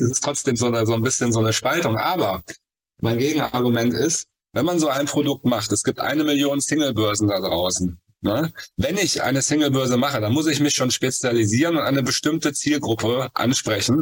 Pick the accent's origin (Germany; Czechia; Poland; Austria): Germany; Cologne, North Rhine-Westphalia; ich komme aus Köln